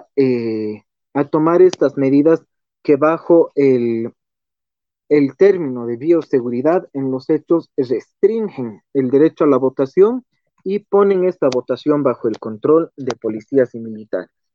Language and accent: Spanish; Bolivia; como comunistas, como izquierda boliviana